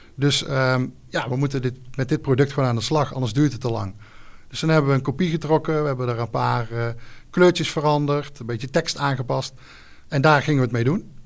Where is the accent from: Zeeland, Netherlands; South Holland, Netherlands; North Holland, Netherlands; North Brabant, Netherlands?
North Brabant, Netherlands; Gilze; Ik kom uit Gilze, een mooi dorpje in, in Brabant. daar woon ik samen met mijn vrouw, twee kids